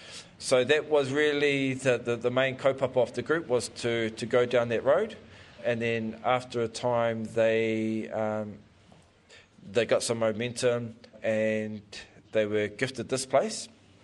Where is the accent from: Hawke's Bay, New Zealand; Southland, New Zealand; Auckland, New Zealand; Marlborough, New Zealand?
Marlborough, New Zealand; Blenheim; also born or lived in Ōtaki; born and bred in Blenheim, and then when I was around about 18